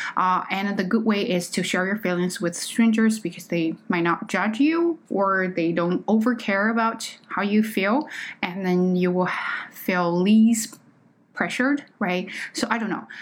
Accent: China; accent: Chinese accent; English is a second language; moved away; I am just not a native speaker. Okay, I am Chinese.

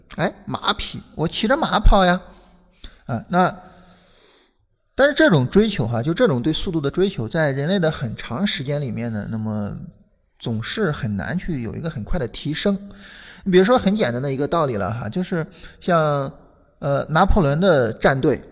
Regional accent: Shandong, China; now in Beijing, China; 我是山东的

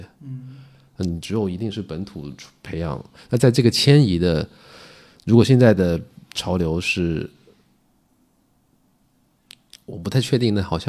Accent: China; 他不仅我是中国人觉得很骄傲，他去 NBA 打球，美国人也觉得跟遥远东方真正意义上有一个

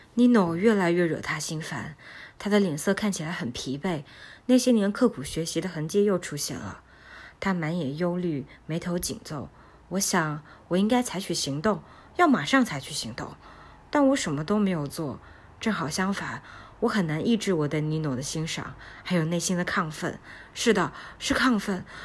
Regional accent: China; 我们中国不叫街区，我们叫小区哈

